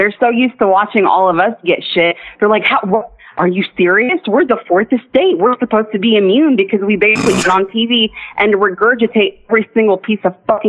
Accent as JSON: {"language": "English", "town": "Dallas", "region": "Texas", "country": "United States", "moved": "yes", "lives_now": "Sydney, Australia", "said": "I'm from Texas, specifically DFW"}